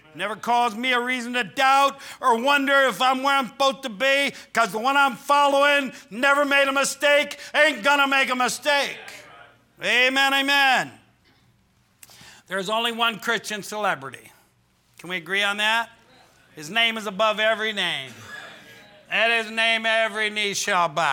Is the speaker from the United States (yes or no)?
yes; Midwest, United States; we're normal people from the Midwest